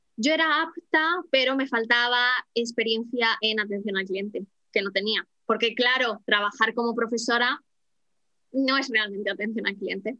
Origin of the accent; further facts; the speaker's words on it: Madrid, Community of Madrid, Spain; moved away as an adult; now in Horsham, United Kingdom; Yo soy de Madrid